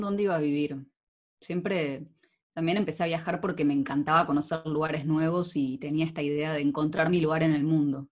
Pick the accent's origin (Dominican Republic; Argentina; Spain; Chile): Argentina; now in Netherlands; Vos viste que en Argentina vamos con unas vueltas para decir las cosas